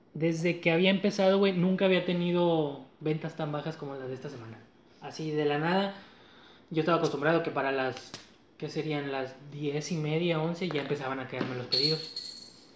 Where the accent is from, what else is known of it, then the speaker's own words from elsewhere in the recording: Mexico; somos mexicanos